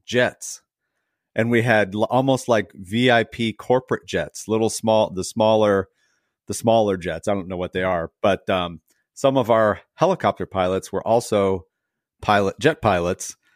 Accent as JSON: {"language": "English", "area": "Livingston County", "region": "Michigan", "country": "United States", "tie": "born or raised there", "said": "I grew up in Livingston County"}